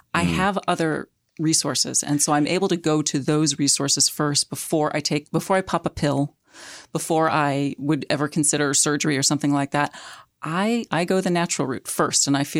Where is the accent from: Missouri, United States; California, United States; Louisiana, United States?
Missouri, United States; St. Louis; moved away as an adult; also born or lived in New York / New England; And the truth is, the fact is actually, I'm a Midwesterner. Mm-hmm. I grew up in St. Louis, but I've lived in the Northeast since I was 18. I went to college at NYU.